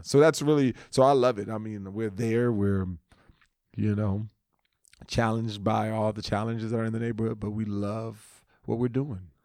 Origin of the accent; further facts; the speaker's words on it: Los Angeles, California, United States; moved away; also born or lived in Texas; I was from the West. I'm from L A.